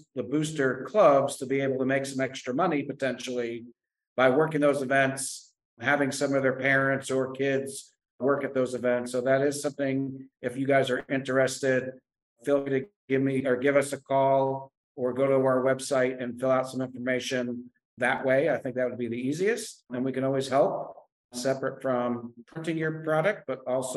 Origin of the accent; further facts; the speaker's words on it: Connecticut, United States; moved away; I'm originally from Connecticut